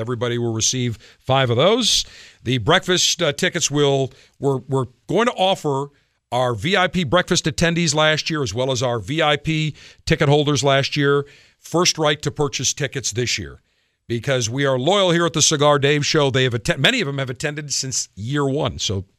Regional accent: Buffalo, New York, United States; moved away; Great to be returning back to my hometown once again for Smoke on the Water 3.

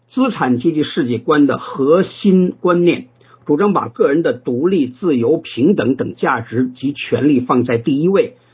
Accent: China; 我们中国人

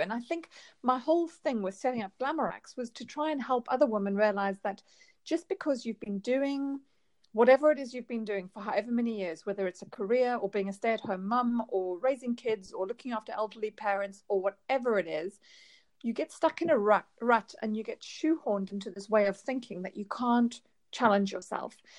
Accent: South Africa; moved away; I'm I'm from South Africa originally

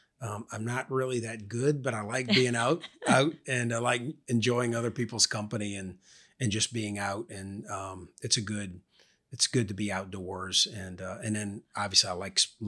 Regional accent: Louisiana, United States; It's part of the culture growing up in Louisiana.

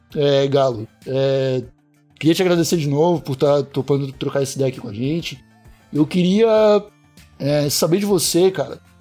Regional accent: South Region, Brazil; nós somos sulistas

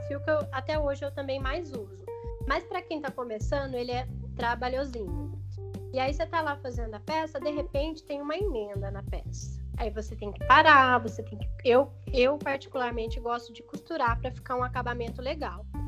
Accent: interior of São Paulo, Brazil; Eu sou do interior de São Paulo

